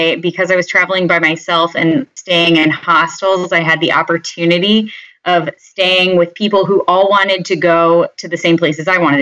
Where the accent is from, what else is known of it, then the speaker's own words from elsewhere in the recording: Phoenix, Arizona, United States; moved away as an adult; now in Bay Area, United States; I am originally from Phoenix, Arizona. I now live in the Bay Area